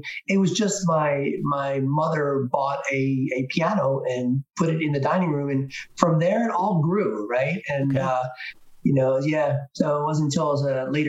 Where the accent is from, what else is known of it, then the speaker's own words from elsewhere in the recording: New Jersey, United States; Yeah. Born and raised in New Jersey. You lived mostly in South Jersey.